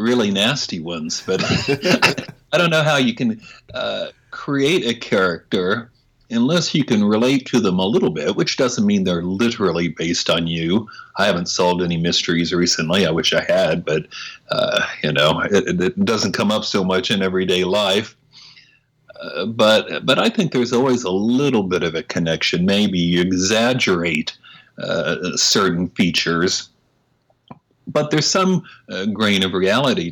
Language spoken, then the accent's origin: English; Oklahoma, United States; I'm from Oklahoma. I grew up there